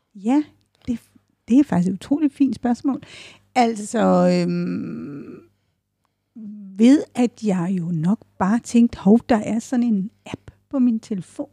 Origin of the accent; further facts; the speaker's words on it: Odense, Southern Denmark, Denmark; den by, jeg er født